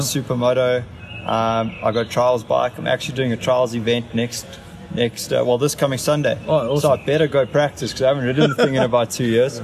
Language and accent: English; South Africa; being South African